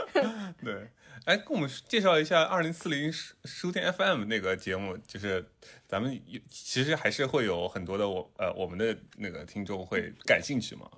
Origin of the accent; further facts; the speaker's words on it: southern China, China; accent: southern; 有很多的听众嘲笑我的南方口音